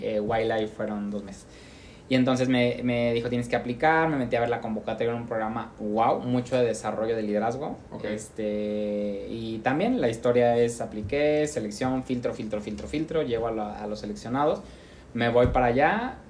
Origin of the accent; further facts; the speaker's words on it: Mexico; Regreso yo como mexicano